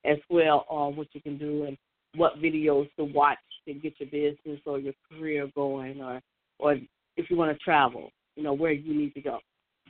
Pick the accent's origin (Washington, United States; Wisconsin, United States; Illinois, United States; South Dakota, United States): Illinois, United States; Chicago; I'm from Chicago.